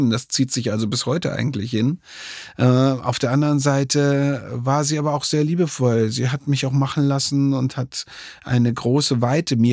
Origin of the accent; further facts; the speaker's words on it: Dresden, Saxony, Germany; born there; und ich bin selber ja schon fast 20 Jahre jetzt ähm, gebürtiger Dresdner